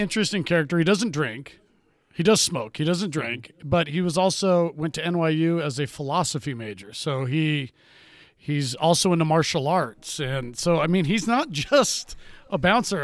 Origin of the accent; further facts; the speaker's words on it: Ventura, California, United States; I'm from Ventura, where there's a lot of surfing